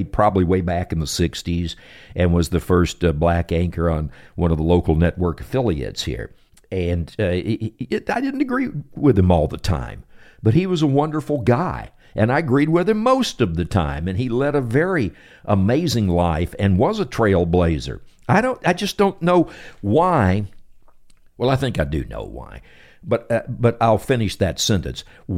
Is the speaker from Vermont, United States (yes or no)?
no; Temple, Texas, United States; born there; I was born in Temple, Texas, so I'm indigenous enough.